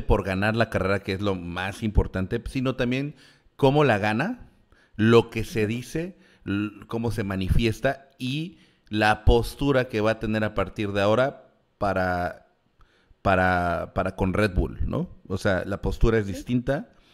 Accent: Mexico; nosotros como mexicanos

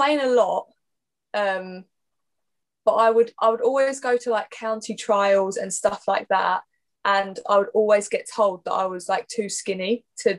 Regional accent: Essex, East of England, United Kingdom; I'm from Essex, born and bred, barely left the place. Yeah, I've literally been here my whole life

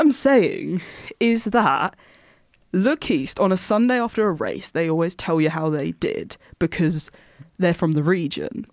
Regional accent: Essex, East of England, United Kingdom; I'm from Essex

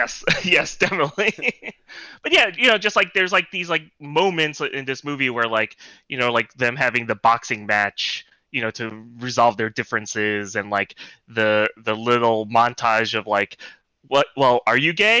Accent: New York City, New York, United States; born and raised in Brooklyn

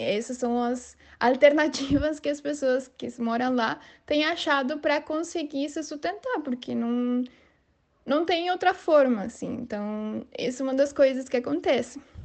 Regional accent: San Cristóbal, Táchira, Venezuela; Portuguese is a second language; moved away as an adult; now in Brazil; tenho 26 anos e sou venezuelano. É, sou da cidade de San Cristóbal, que é a fronteira com Colômbia.

